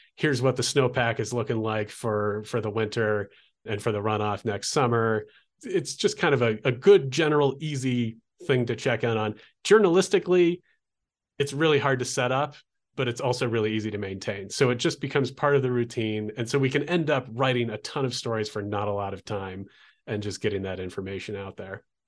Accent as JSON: {"language": "English", "town": "Olympia", "region": "Washington", "country": "United States", "tie": "born or raised there", "also_born_or_lived": "Oregon coast", "moved": "as an adult", "lives_now": "Albuquerque, United States", "said": "a college radio station where I grew up in Olympia, Washington"}